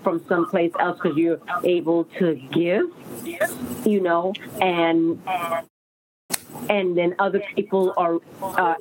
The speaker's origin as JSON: {"language": "English", "region": "New York", "country": "United States", "tie": "born or raised there", "said": "I grew up in Brooklyn, New York"}